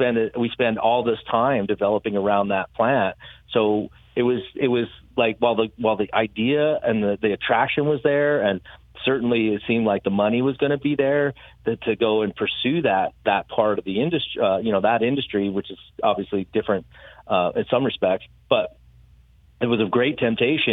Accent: Colorado, United States; moved away; also born or lived in San Diego / Northern California; I grew up in Colorado

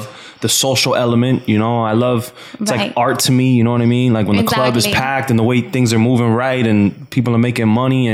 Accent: Miami, Florida, United States; I'm from Miami

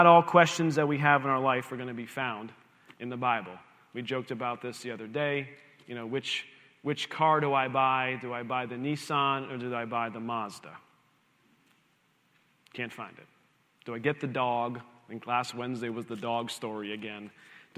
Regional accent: Lehigh Valley, Pennsylvania, United States; back where we grew up in the Lehigh Valley, where Liz and I kind of grew up in church together

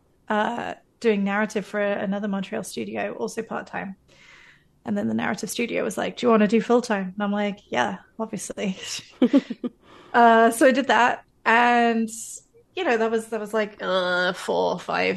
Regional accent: United Kingdom; moved away as an adult; now in Canada; I'm one of those fake Canadians because I am British, but I moved to Canada by choice

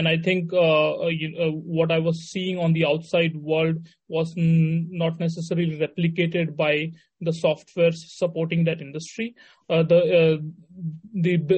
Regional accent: Mumbai, Maharashtra, India; also born or lived in Varanasi, India / Missouri, United States; Went to school in Mumbai. That's where I primarily grew up.

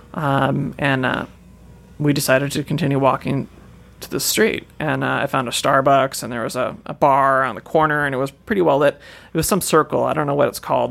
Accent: Washington, United States; I'm from Washington

